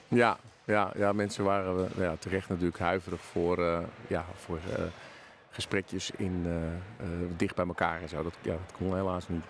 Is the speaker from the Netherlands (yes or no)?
yes; Hilversum, North Holland, Netherlands; Ik kom dus ehm, oorspronkelijk uit Hilversum en ben dus een tijdje weg geweest en nu weer, nu weer terug.